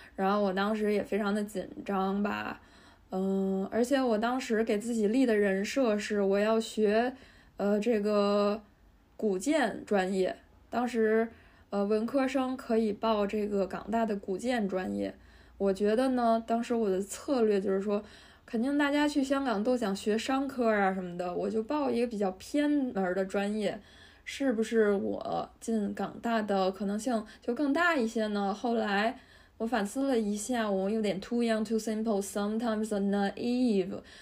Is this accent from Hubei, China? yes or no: no; Beijing, China; 我来自北京的远郊区的郊区